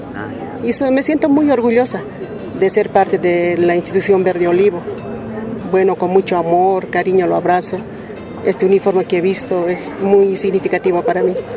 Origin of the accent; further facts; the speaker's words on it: La Paz, Bolivia; yo crecí en La Paz